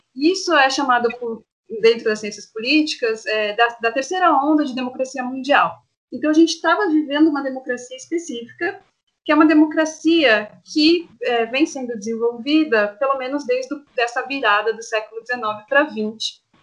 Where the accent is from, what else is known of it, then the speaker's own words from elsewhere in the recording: Santo André, São Paulo, Brazil; eu sou nascida em Santo André, moro em Santo André